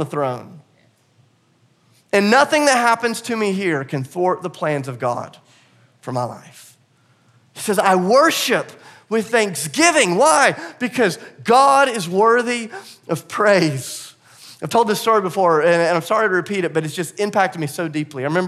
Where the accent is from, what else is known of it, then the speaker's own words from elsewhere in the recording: the South, United States; I'm from the South and I'm a Christian